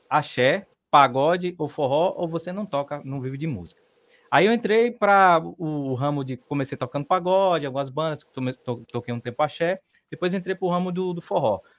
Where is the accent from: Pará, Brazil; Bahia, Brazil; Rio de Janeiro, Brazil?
Bahia, Brazil; Queimadas; Eu sou da cidade de Queimadas, no interior da Bahia, aqui no sertão.